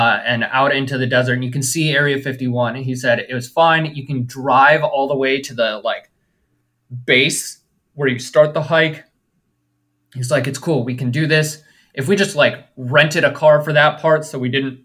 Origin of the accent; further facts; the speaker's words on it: Chicago, Illinois, United States; I am from the suburbs of Chicago